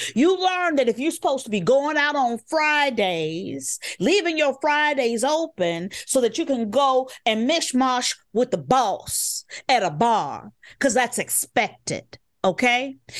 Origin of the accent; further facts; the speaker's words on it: Chicago, Illinois, United States; The reason why I'm on the West Side of Chicago right now and was not born a Southsider is because of eminent domain.